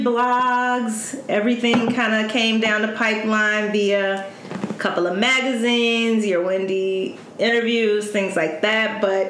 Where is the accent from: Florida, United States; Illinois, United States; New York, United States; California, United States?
Illinois, United States; Chicago; we're both from the South Side of Chicago.